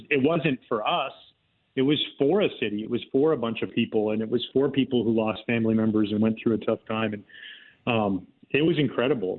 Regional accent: Gibsons, British Columbia, Canada; moved away; I grew up in a little town outside of Vancouver called Gibson's, uh, the Sunshine Coast

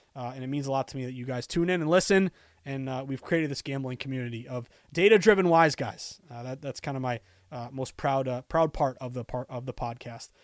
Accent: Boston, Massachusetts, United States; as a Bostonian

